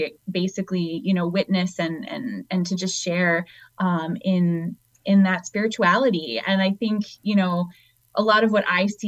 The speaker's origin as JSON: {"language": "English", "town": "Boston", "region": "Massachusetts", "country": "United States", "also_born_or_lived": "Wheeling, West Virginia", "moved": "as an adult", "lives_now": "Detroit, United States", "said": "I'm originally from the Boston area"}